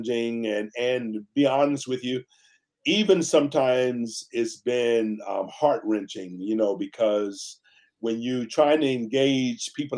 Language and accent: English; Tarpon Springs, Florida, United States; moved away as an adult; also born or lived in South Carolina; now in Pasadena, United States; I'm a man from the Deep South. I was born and raised in Tampa Bay, Florida, in the city of Tarpon Springs